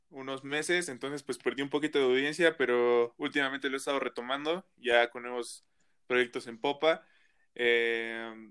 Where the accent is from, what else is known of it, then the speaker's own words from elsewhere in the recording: Toluca, State of Mexico, Mexico; Pues estoy ahorita en Toluca, soy del Estado de México, soy originario del Estado de México, de ahí soy.